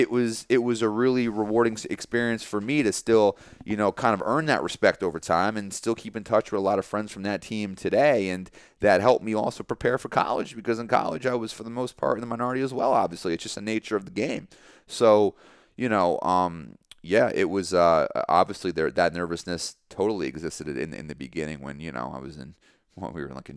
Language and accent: English; Long Valley, New Jersey, United States; just being surrounded by a culture that wasn't yours growing up in Long Valley, being surrounded by different types of people, different walks of life